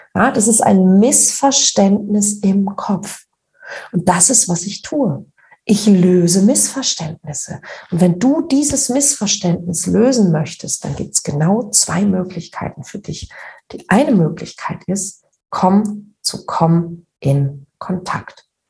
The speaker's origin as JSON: {"language": "German", "region": "Northern Germany", "country": "Germany", "said": "wie man bei uns in Norddeutschen sagt"}